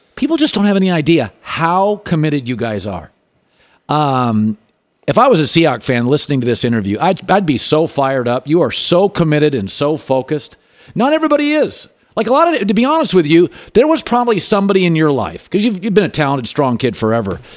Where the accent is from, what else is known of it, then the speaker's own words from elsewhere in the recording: Seattle, Washington, United States; now in Los Angeles, United States; Puget Sound, Seattle, my hometown